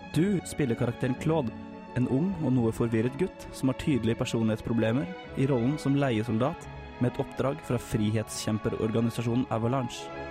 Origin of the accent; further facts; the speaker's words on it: Larvik, Vestfold, Norway; hjemme i Larvik